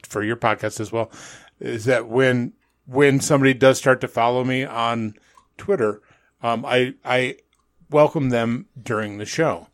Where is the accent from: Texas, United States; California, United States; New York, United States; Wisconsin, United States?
New York, United States; outside of Albany; moved away; also born or lived in Manhattan, New York; growing up outside of Albany, New York